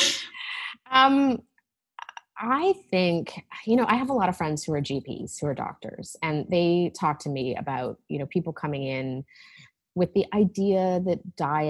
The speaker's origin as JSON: {"language": "English", "town": "Vancouver", "region": "British Columbia", "country": "Canada", "tie": "born or raised there", "also_born_or_lived": "Toronto", "moved": "as an adult", "lives_now": "Vancouver, Canada", "said": "I grew up on the West Coast"}